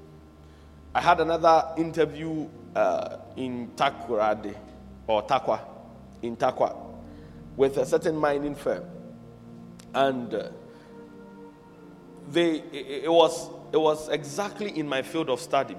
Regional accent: Accra, Greater Accra, Ghana; also born or lived in Chorkor, Accra; I was born in Choko, in Accra, but I don't live there now. I was raised in Mamprobi, but I don't live there now

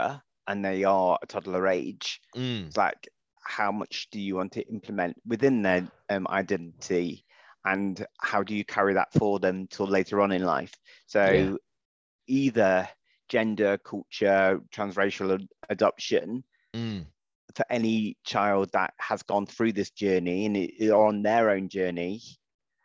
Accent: United Kingdom; I'm white British

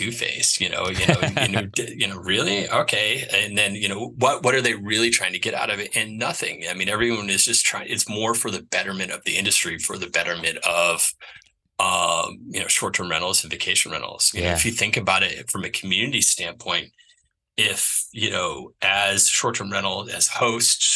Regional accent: New England, United States; also born or lived in Chattanooga, Tennessee; I'm from New England.

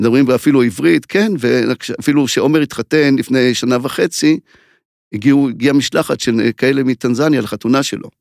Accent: Mishmar HaNegev, Southern District, Israel; אני קיבוצניק ממשמר הנגב

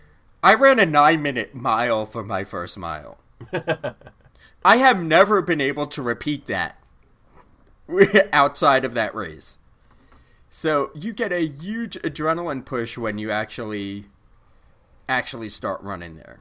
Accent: East Coast, United States; I'm from the East Coast

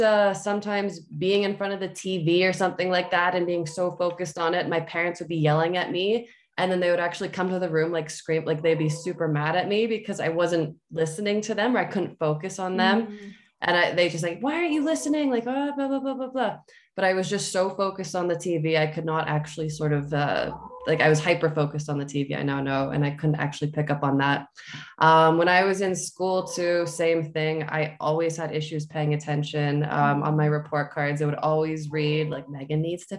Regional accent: London, Ontario, Canada; I was born in London, Ontario, Canada.

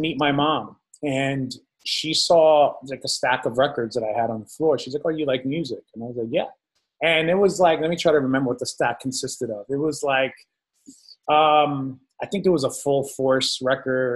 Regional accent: New Jersey, United States; also born or lived in Belleville, New Jersey / Newark, New Jersey / New York; I grew up in central Jersey and in New York, back and forth

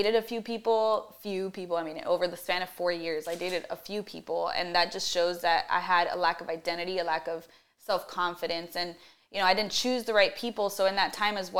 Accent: Miami, Florida, United States; also born or lived in Austin, Texas; I was born in Miami and then I went to Texas.

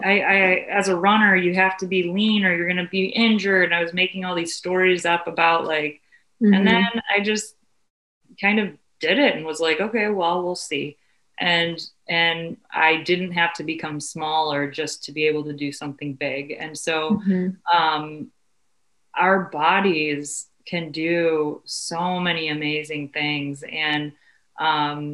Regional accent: Cleveland, Ohio, United States; being born and raised in Cleveland

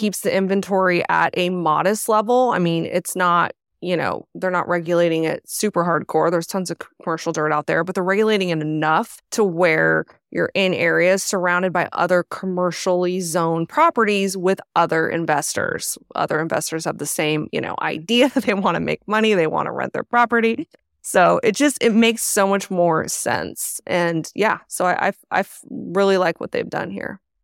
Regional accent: Arizona, United States; I'm actually from Arizona.

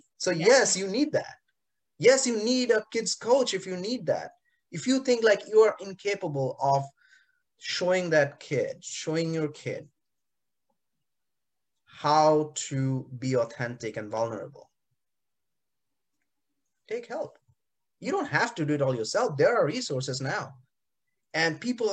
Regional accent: India; moved away; growing up in India in the 80s and 90s

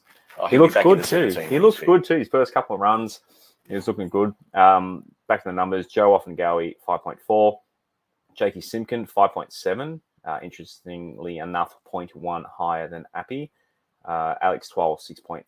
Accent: Terrigal, New South Wales, Australia; Terrigal's good. That's my hometown

